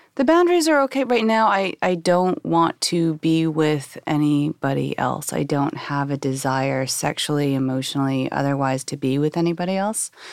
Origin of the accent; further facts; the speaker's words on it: Oklahoma, United States; I was born and raised in Bible thumping Oklahoma